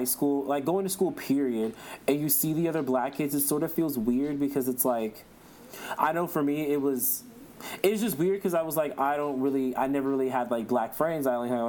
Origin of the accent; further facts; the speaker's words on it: Indiana, United States; I'm black from Indiana